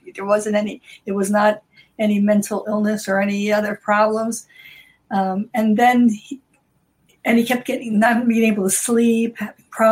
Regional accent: Newark, New Jersey, United States; also born or lived in Brazil; We grew up in Newark and walking the city streets like this

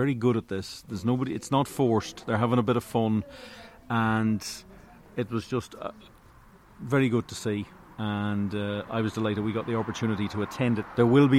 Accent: Northern Ireland, United Kingdom; I was born in Northern Ireland. My father was a Welshman.

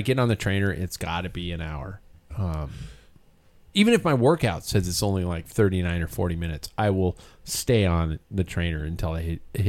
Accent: United States; I'm the fucking American.

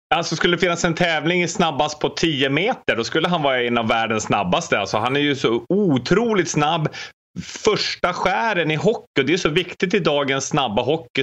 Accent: Luleå, Norrbotten County, Sweden; mina hemtrakter Luleå

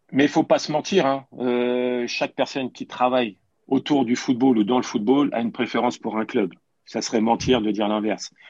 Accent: Paris, Île-de-France, France; J'ai toujours revendiqué le fait d'être parisien et c'est une réalité parce que je suis né à Paris, j'ai commencé au PSG, j'avais 8 euh, ans

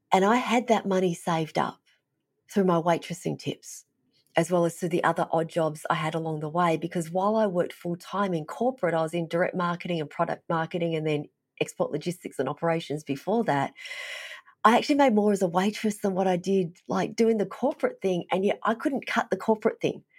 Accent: Melbourne, Victoria, Australia; moved away as an adult; also born or lived in Vietnam; now in Fairbanks, United States; I was raised in Melbourne, it was a big city

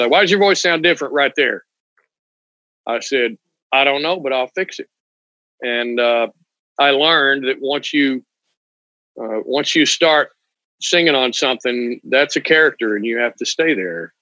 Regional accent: Weatherford, Texas, United States; moved away as an adult; now in Florida, United States; I was born in Weatherford, Texas, kind of a horse town

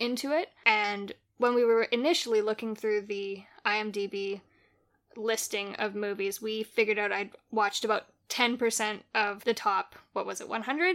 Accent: Canada; I'm Canadian

